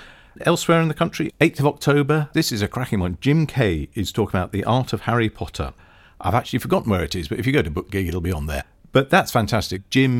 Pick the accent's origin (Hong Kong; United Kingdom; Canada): United Kingdom; Guildford, South East England; my hometown where I live in Guildford